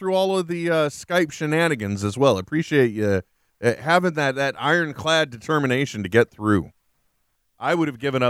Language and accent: English; United States; I'm an American, so I am stupid, Trent.